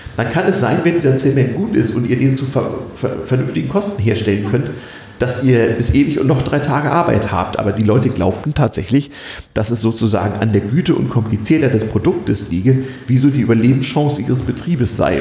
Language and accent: German; Germany; als Westdeutscher